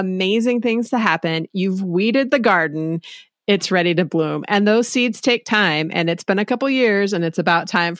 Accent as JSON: {"language": "English", "town": "Denver", "region": "Colorado", "country": "United States", "tie": "born or raised there", "said": "I was born and raised in Denver, Colorado. I still live there."}